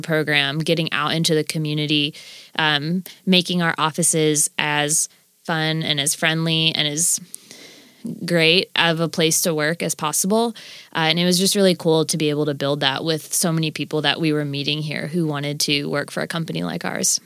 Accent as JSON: {"language": "English", "region": "Florida", "country": "United States", "tie": "born or raised there", "also_born_or_lived": "California", "moved": "as an adult", "lives_now": "Nashville, United States", "said": "having lived in Florida growing up until I was about twenty"}